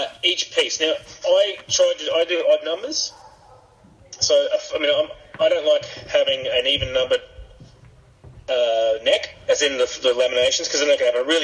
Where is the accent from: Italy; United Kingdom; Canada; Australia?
Australia; I'm Australian